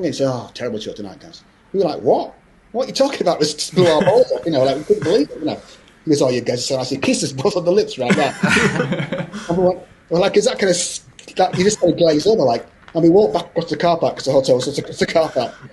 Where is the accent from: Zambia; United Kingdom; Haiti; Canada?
United Kingdom; Scotland; i was born in you know, born in Scotland, so I'm Scottish.